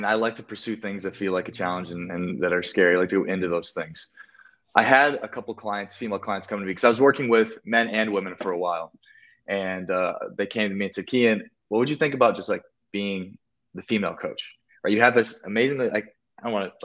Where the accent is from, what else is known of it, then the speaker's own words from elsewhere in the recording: South Dakota, United States; moved away as an adult; also born or lived in Miami / Colombia; I'm from South Dakota, and in South Dakota, like, you don't show off